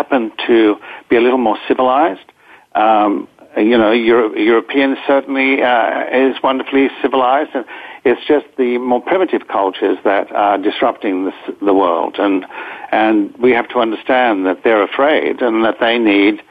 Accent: Australia; also born or lived in Greece; now in United States; I'm still Australian as well, but, you know, I've spent most of my years here

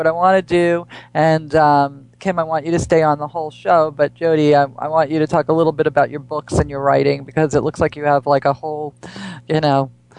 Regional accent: East Coast, United States; And especially us, because we grew up on the East Coast, and then you would only have a short summer season

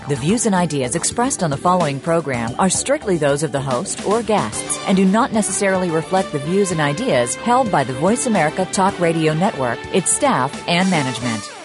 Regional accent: New York, United States; I am a New Yorker

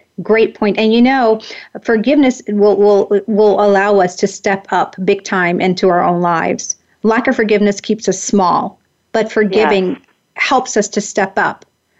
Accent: the South, United States; I'm a Southern girl. I grew up in the South

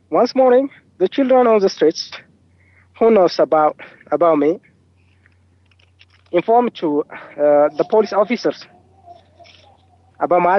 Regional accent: Wollo, Amhara, Ethiopia; I was born in Wollo. It's a countryside which is found in the northern part of Ethiopia.

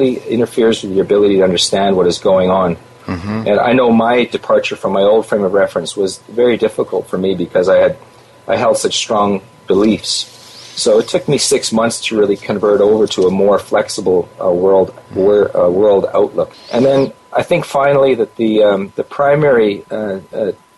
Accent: Canada; I'm a Canadian

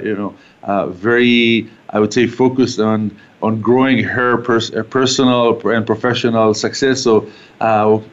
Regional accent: Haifa, Haifa District, Israel; moved away as an adult; now in Calgary, Canada; So I grew up in Israel. I was born in a city called Haifa

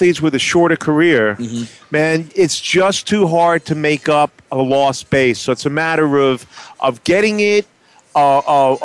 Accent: New York City, New York, United States; now in New Jersey, United States; I grew up in Manhattan, and we didn't have too many courses on the Upper West Side here

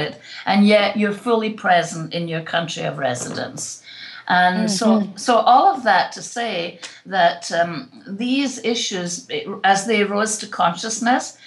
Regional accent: Scotland, United Kingdom; moved away as an adult; now in South Florida, United States; growing up in Scotland

